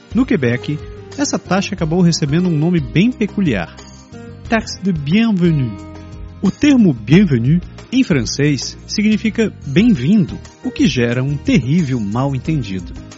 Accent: Belém, Pará, Brazil; moved away as an adult; now in Canada; Na minha terra, lá em Belém

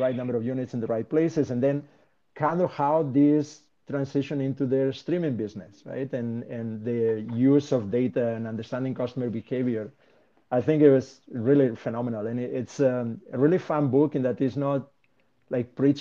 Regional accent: Spain; moved away; my home country, right, in Spain.

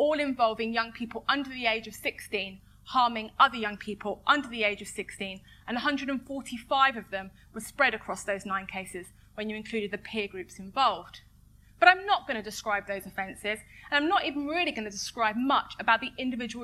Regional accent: London, United Kingdom; I am not from Tottenham. I am from Edmonton.

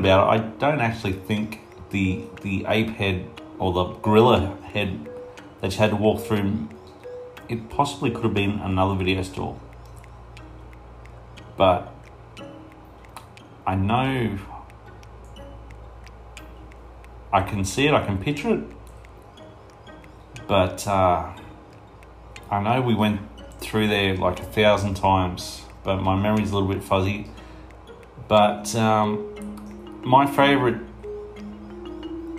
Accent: Toowoomba, Queensland, Australia; I'm from Toowoomba, Queensland in Australia.

